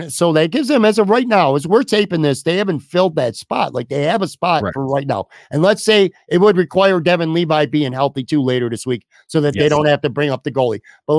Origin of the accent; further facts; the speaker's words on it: Buffalo, New York, United States; now in Florida, United States; Not just, hey, I got a Sabres jersey on because I'm living in Florida. I'm from Buffalo, so go Sabres.